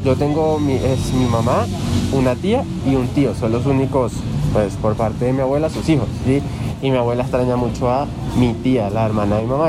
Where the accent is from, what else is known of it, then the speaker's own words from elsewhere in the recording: Venezuela; now in Colombia; yo nací en Venezuela, pero soy colombiano también por mi papá